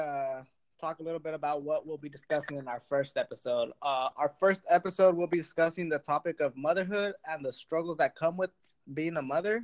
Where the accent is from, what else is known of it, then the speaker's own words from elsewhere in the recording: Delano, California, United States; I grew up here in the Valley in Delano, California.